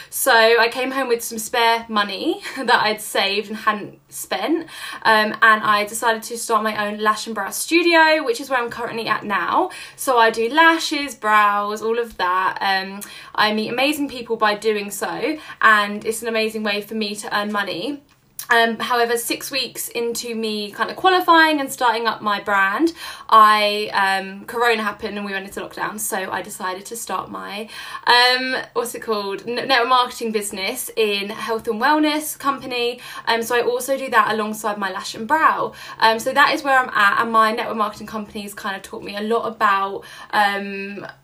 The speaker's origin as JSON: {"language": "English", "region": "London", "country": "United Kingdom", "said": "I am 21 years old, and I am from London in England."}